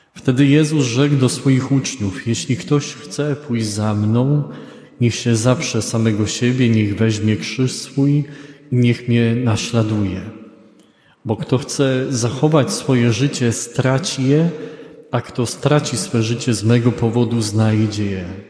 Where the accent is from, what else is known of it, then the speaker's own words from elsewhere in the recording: Greater Poland, Poland; ja jestem z Wielkopolski